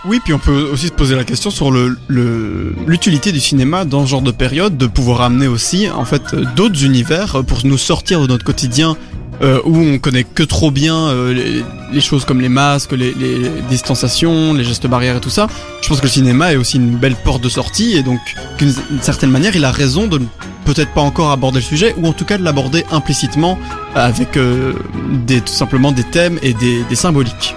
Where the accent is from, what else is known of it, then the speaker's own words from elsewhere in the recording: Belgium; on est des Belges moyens